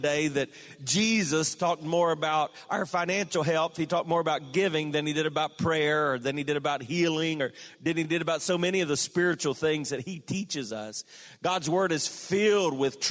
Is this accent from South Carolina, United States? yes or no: yes; South Carolina, United States; moved away; from my home state, the Clemson Tigers are now the national champions